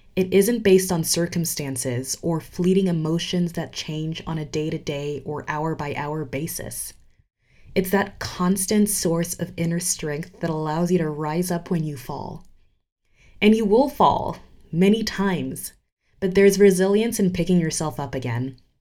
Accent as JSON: {"language": "English", "region": "Geneva", "country": "Switzerland", "tie": "born or raised there", "also_born_or_lived": "United States / New York City / Ghana", "moved": "as an adult", "said": "I grew up in Geneva, Switzerland, and spent the last decade in the United States"}